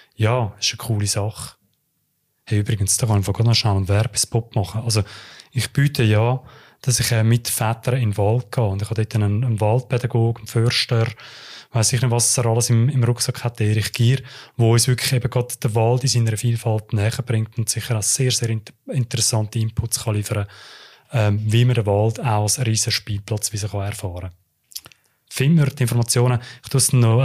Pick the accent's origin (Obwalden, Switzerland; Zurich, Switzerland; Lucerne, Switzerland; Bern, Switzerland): Zurich, Switzerland; Uster; ich bin ja in Oster aufgewachsen